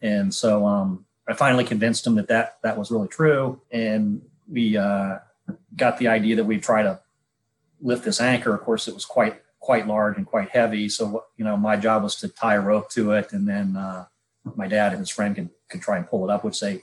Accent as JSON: {"language": "English", "region": "Florida", "country": "United States", "tie": "born or raised there", "said": "I grew up in Florida. I was born and raised here."}